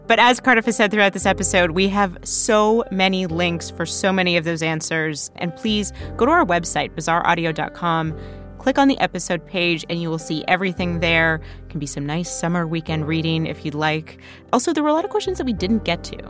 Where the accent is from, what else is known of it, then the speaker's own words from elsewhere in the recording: Canada; moved away as an adult; now in United States; growing up in Canada